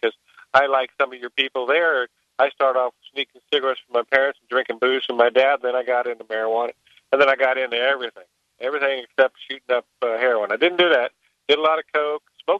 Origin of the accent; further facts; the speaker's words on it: Florida, United States; moved away; I come from Florida, so I know what the immigrants look like because we have a lot of migrant workers that have been there. I was down there for 40 years, and, you know, when I was growing up, we went to school with the migrant kids